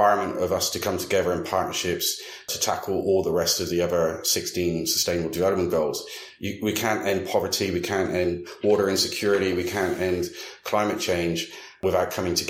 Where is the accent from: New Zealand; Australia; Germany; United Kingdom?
United Kingdom; now in Dallas, United States; being a Brit as well